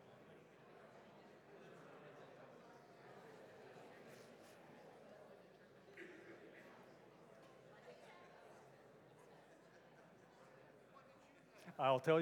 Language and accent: English; California, United States; moved away; also born or lived in Boston; I grew up in California